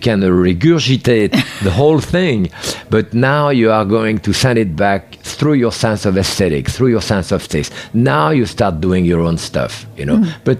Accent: Bourg-en-Bresse, Auvergne-Rhône-Alpes, France; because I came from Bourg-en-Bresse, the chicken of Brest in France.

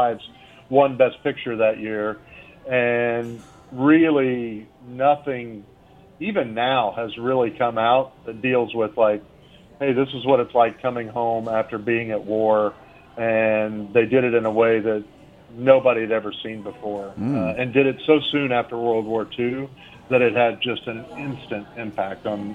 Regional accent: Missouri, United States; where I grew up in Missouri

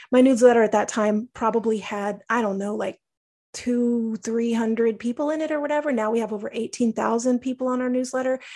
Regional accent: Texas, United States; I grew up in Texas

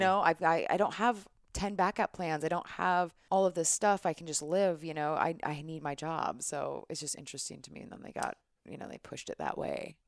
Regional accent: United States; as an American citizen

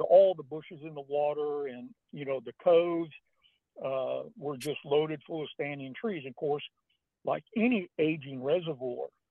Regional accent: Northern California, United States; I was born and raised in Northern California

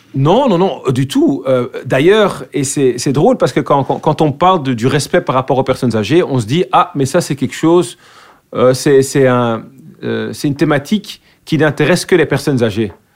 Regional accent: Brussels, Brussels-Capital Region, Belgium; accent: bruxellois; first language Dutch; French is a second language; moved away as an adult; now in Vilvoorde, Belgium; je suis né à Bruxelles. J'ai grandi à Bruxelles.

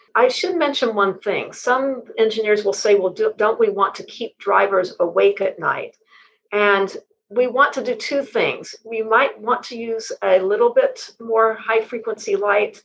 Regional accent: West Texas, United States; also born or lived in Houston; Well, I was born in West Texas, and that helped me develop a lifelong interest in the sky because in the part of West Texas I was born in, it's very flat

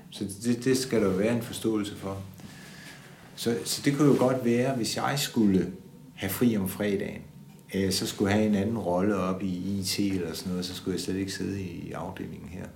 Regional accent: Odense, Southern Denmark, Denmark; Jeg er født i 1955 i Odense.

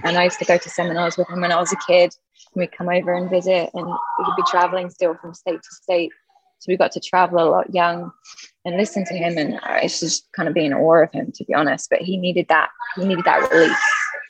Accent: Laguna Beach, California, United States; born there; I was born at home in Laguna Beach in a pyramid.

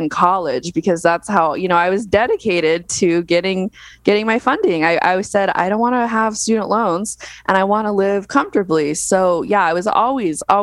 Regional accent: Las Vegas, Nevada, United States; I was born and raised in Las Vegas

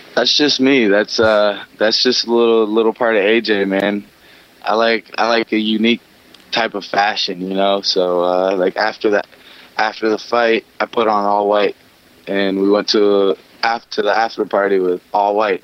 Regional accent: Long Beach, California, United States; I grew up in Long Beach

